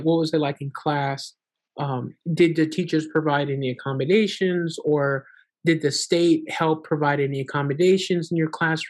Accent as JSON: {"language": "English", "country": "Honduras", "lives_now": "United States", "said": "And here in the state of Florida, so we're originally from Honduras"}